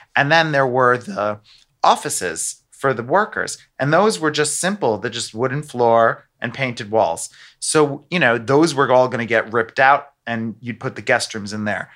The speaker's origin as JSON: {"language": "English", "country": "United States", "moved": "yes", "said": "I'm American"}